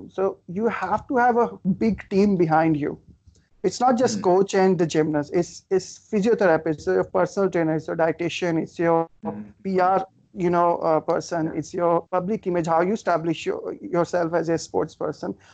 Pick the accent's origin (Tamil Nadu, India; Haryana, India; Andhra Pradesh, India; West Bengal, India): Haryana, India; Faridabad; when I was uh, uh, in in my hometown near Delhi in Faridabad